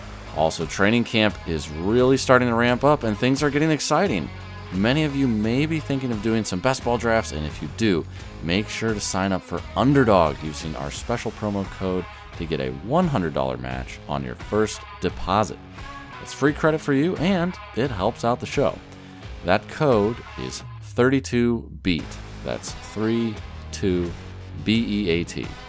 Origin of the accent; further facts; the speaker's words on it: Colorado, United States; moved away; I grew up out west in Colorado for a while